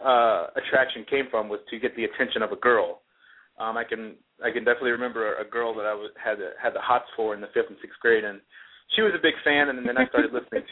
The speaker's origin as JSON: {"language": "English", "country": "United States", "accent": "Boston", "said": "my accent kind of morphed into a mix of Boston and the Garden and Southern twang."}